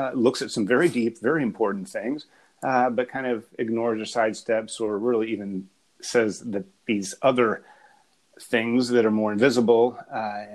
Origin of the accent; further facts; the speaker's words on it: Appalachia, United States; I grew up in Appalachia, but I was raised in academia.